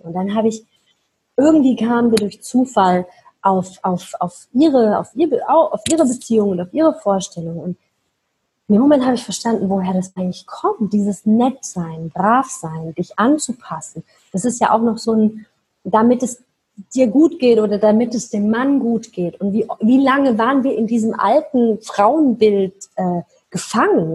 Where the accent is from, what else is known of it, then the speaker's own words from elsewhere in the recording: Mannheim, Baden-Württemberg, Germany; moved away; ich komme aus Mannheim, ja, für die, die das kennen, sitzt da unten im Süd, äh, Südwesten von Deutschland